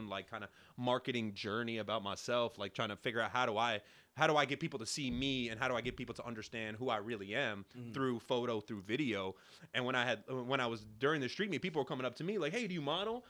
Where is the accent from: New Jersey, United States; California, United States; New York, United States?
New York, United States; New York City; Originally from Brooklyn.